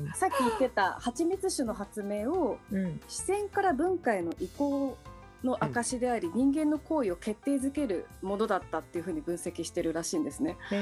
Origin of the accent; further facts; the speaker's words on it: Japan; 日本で、まあ、生まれ育っている